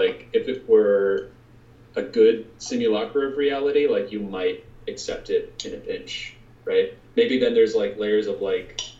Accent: Midwest, United States; I'm from the Midwest

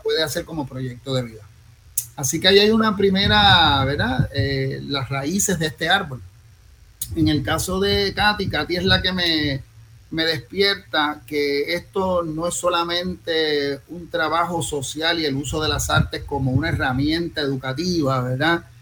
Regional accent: Bayamón, Puerto Rico; me crié en Bayamón

